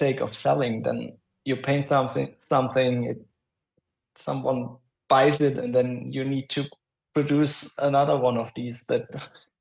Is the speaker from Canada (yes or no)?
no; Germany; accent: German; English is a second language; my German accent